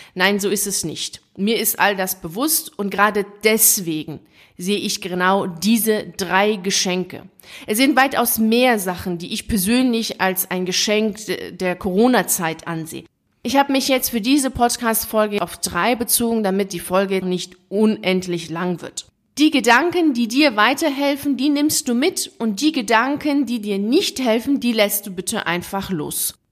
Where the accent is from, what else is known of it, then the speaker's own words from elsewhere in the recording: Iran; moved away; also born or lived in Italy; komme ich ja aus dem Iran, also ich bin Iran auf die Welt gekommen